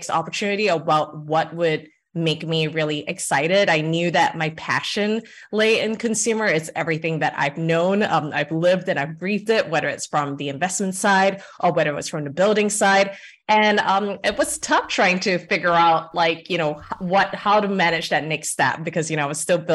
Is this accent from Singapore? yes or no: yes; Singapore; moved away as an adult; now in United States; I'm Singaporean, Singapore born and raised